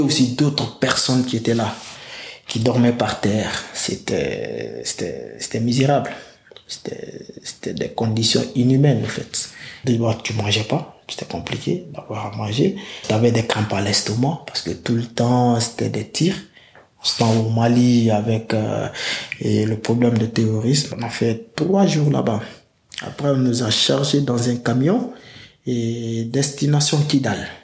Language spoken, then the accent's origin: French; Sangarédi, Boké Region, Guinea; moved away as an adult; now in France; je suis parti de la Guinée